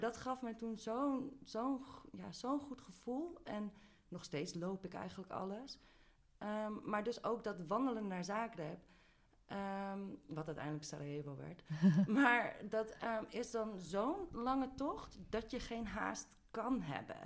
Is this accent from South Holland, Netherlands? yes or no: no; Amsterdam, North Holland, Netherlands; moved away as an adult; een gast in mijn eigen stad